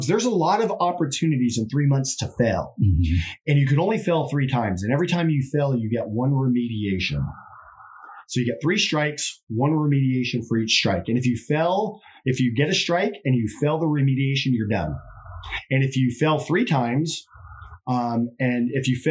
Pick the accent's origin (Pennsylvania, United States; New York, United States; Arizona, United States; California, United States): California, United States; San Diego; I grew up in East San Diego